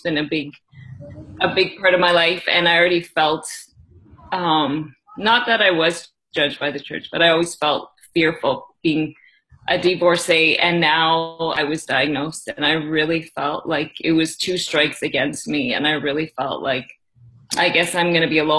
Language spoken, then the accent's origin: English; just outside of Toronto, Ontario, Canada; also born or lived in India; I am from Canada, just outside of Toronto. For most of my life, I've lived in the area